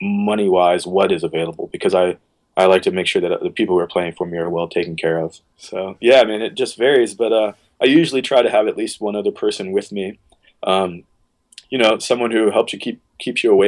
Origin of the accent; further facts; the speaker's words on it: Virginia, United States; now in Baltimore, United States; I'm from Virginia, so I traveled around Virginia when I was younger playing music